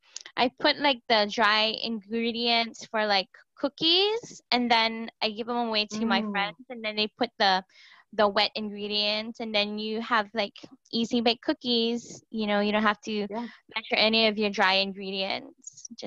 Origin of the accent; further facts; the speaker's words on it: Honolulu, Hawaii, United States; I'm from Honolulu, Hawaii.